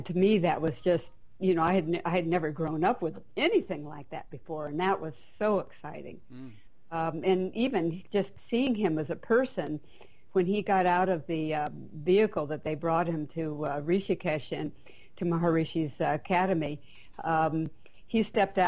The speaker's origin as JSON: {"language": "English", "town": "Berkeley", "region": "California", "country": "United States", "tie": "born or raised there", "said": "I grew up in Berkeley, California"}